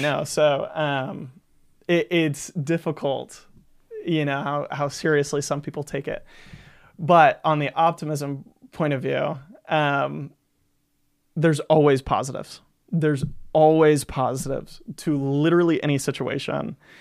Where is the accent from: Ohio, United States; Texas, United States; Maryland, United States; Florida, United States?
Florida, United States; Gulf Breeze; I grew up in Gulf Breeze, Florida